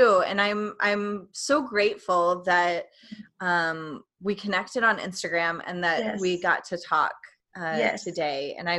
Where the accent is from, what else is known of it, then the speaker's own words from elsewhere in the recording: East Tennessee, United States; I'm from East Tennessee